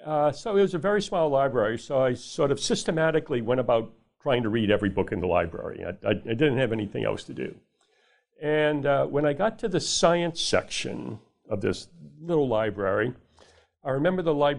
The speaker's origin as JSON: {"language": "English", "town": "New Orleans", "region": "Louisiana", "country": "United States", "tie": "born or raised there", "said": "I grew up in New Orleans, Louisiana"}